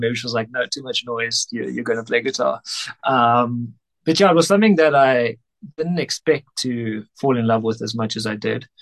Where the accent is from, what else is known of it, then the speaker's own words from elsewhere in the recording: Cape Town, Western Cape, South Africa; moved away as an adult; now in Johannesburg, South Africa; I'm originally from Cape Town, but I moved up here, I think 6, 7 years ago.